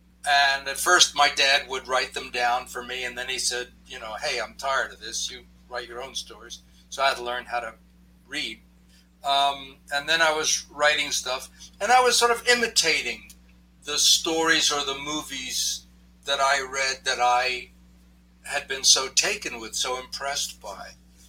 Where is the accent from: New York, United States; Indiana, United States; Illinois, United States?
New York, United States; New York City; Well, I grew up in New York City after the war.